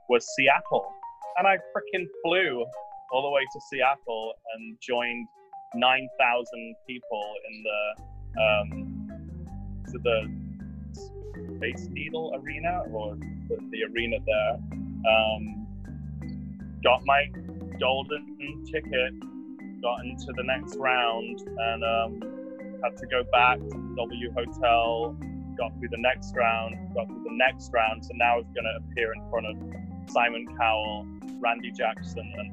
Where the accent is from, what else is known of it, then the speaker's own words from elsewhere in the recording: United Kingdom; moved away; also born or lived in London; as a British citizen